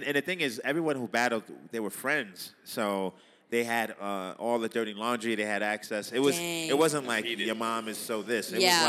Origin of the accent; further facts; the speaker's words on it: New York City, New York, United States; moved away as an adult; now in Los Angeles, United States; I grew up in Brooklyn, Coney Island to be... precise